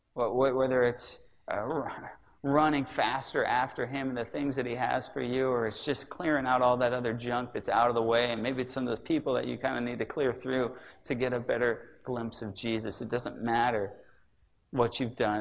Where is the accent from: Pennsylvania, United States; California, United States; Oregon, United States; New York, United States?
California, United States; Sacramento; I grew up in Sacramento